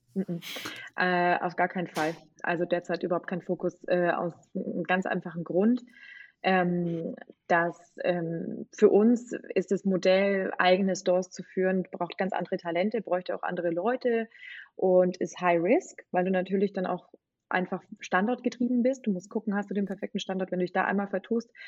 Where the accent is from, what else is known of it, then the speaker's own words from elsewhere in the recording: Bavaria, Germany; moved away as an adult; also born or lived in England; Also ich bin eigentlich volle Bayerin